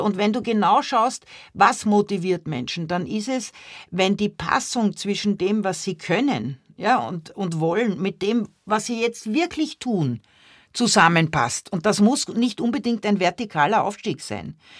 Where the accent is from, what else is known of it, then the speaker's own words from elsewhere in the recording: Vienna, Austria; now in Germany; als Kind in Wien aufgewachsen, da war ich nie in Deutschland